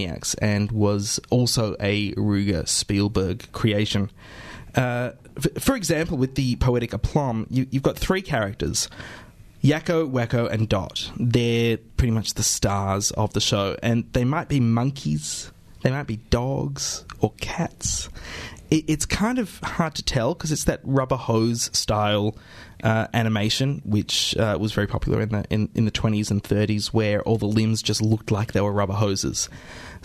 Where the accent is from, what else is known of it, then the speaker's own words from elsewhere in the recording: Australia; boys growing up in Australia in the 80s knew very, very well. And then, clearly I'm one of them